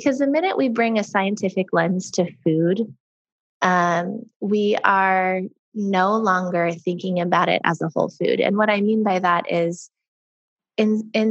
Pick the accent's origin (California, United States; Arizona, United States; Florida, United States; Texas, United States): Arizona, United States; Sedona; we're from Sedona, Arizona, which is a very kind of hippie spiritual town. And we were lucky enough to grow up around a lot of different kinds of people and ways of thinking